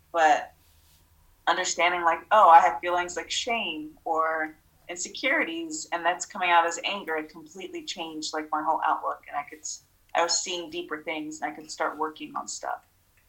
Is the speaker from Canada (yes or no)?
no; Moldova; born there; I was born in Moldova, and out there, like gypsies was a thing.